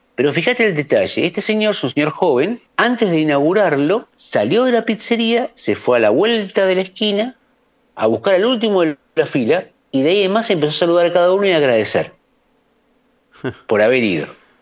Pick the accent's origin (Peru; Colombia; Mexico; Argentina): Argentina